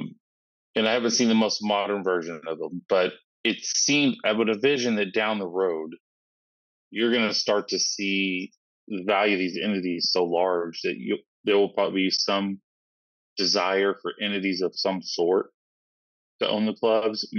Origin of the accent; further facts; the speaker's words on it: Kentucky, United States; I'm originally from Kentucky